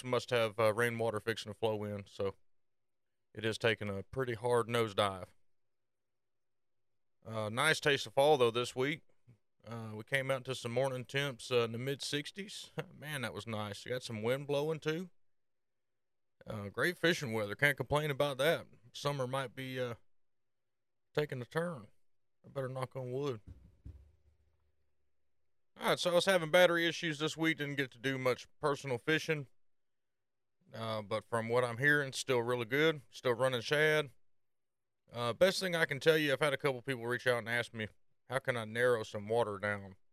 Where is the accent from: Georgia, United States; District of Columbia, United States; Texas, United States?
Georgia, United States; Norcross; also born or lived in Decatur County, Georgia; I was raised, I was actually born in Atlanta, Norcross to be specific